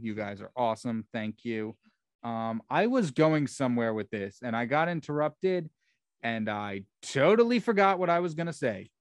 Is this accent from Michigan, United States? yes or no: no; New Jersey, United States; I'm from Central Jersey